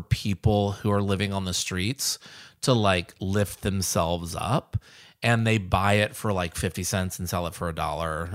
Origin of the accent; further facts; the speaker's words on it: the South, United States; now in Nashville, United States; I grew up in the South